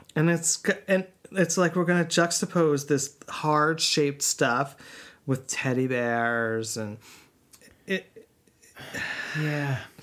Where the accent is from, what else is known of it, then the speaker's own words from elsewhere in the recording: Northeast, United States; we grew up in the Northeast and yeah, it was like snowy and winter wonderland